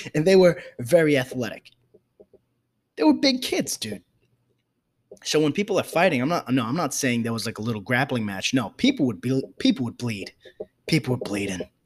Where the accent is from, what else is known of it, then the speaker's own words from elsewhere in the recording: New York City, New York, United States; I grew up in the South Bronx